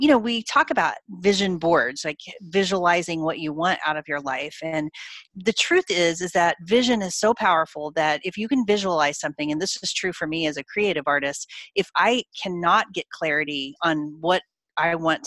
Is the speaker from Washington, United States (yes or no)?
no; Oklahoma, United States; I grew up in Oklahoma in the middle of the United States